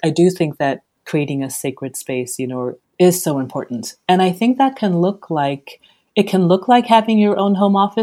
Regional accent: Nigeria; I'm Nigerian

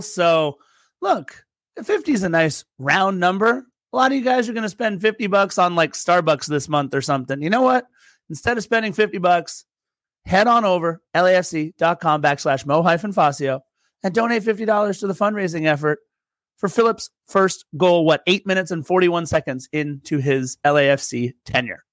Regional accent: Torrance, California, United States; also born or lived in Lawndale; I'm from Torrance, live in Lawndale

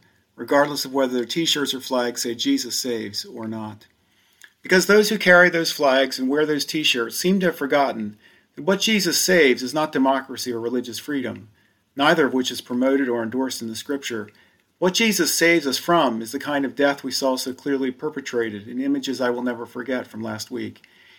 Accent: Elizabethtown, Pennsylvania, United States; the little church down the street in my hometown

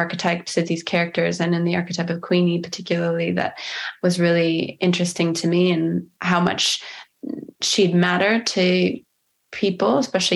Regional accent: United States

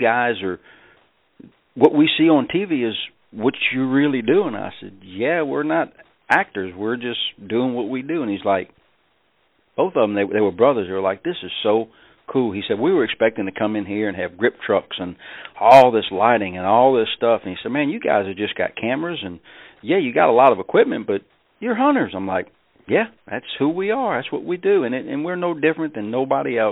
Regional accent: Delacroix Island, Louisiana, United States; moved away; I'm from South Louisiana, about as far south as you can go. Actually, at the end of the road where I grew up on Delacroix Island

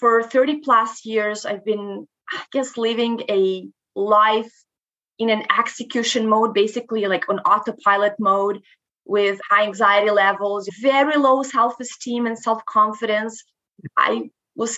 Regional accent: Moldova; first language Romanian; English is a second language; moved away as an adult; now in Canada; I'm originally from Moldova. I actually moved to Canada back in 2010.

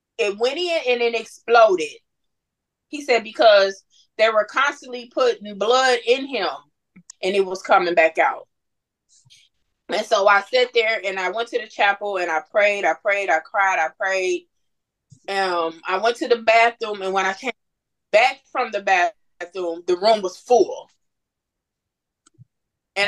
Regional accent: Muskegon, Michigan, United States; moved away as an adult; also born or lived in Missouri; now in Texas, United States; we moved to Missouri in 2009. We're originally from Muskegon

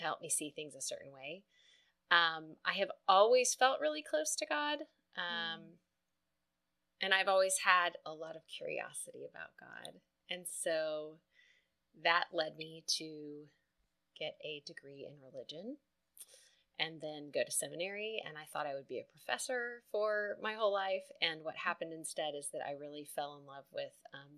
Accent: West Texas, United States; I was raised in West Texas, and my mom is Lebanese

